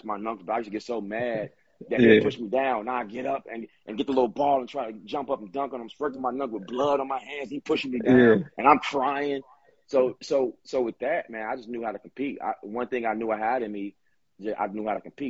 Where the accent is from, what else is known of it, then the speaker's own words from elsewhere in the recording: Chicago, Illinois, United States; I'm from Chicago